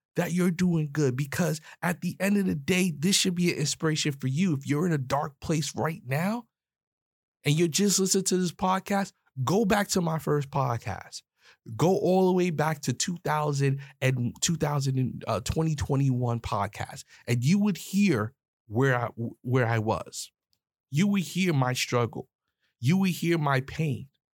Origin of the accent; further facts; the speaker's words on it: New York, United States; I'm a New York cat. I'm from New York